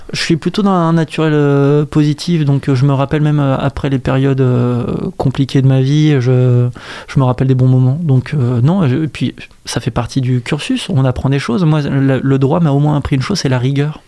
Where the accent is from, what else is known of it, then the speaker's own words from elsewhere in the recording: Saint-Nazaire, Pays de la Loire, France; also born or lived in Brussels; je suis né, j'ai grandi à Saint-Nazaire